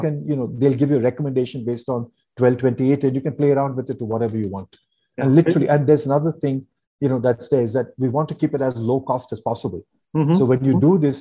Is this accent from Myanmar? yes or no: no; Mumbai, Maharashtra, India; moved away as an adult; also born or lived in United States / Switzerland; I'm born in India, grew up in India, love India